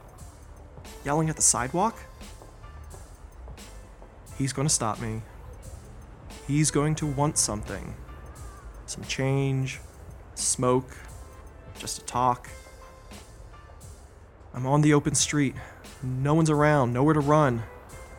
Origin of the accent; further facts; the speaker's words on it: East Coast, United States; also born or lived in Philadelphia / Boston; now in Denver, United States; I grew up on the East Coast. I spent some time in Philadelphia. I spent some time in Boston. I've lived in Denver for about a little over 10 years